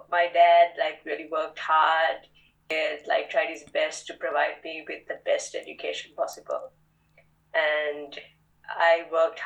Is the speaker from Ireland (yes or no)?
no; Sri Lanka; first language English; moved away; I wasn't meant to just be in Sri Lanka.